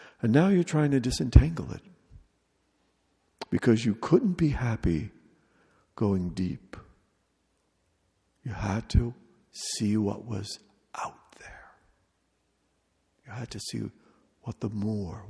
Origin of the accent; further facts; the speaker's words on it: United States; as an American